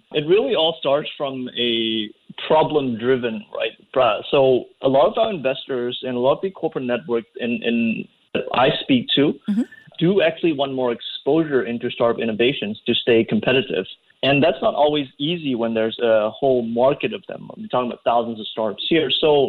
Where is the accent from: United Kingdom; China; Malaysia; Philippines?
Malaysia; No, I'm from Malaysia.